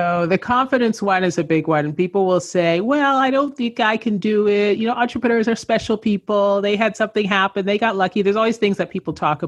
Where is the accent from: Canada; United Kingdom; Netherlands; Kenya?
Canada; moved away as an adult; also born or lived in Los Angeles, United States; I grew up in Canada.